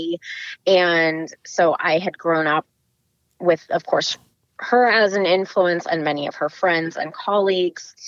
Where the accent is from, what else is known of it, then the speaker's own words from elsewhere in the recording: the Bay Area, the Peninsula, California, United States; I am from the Bay Area, so more specifically the peninsula, born and raised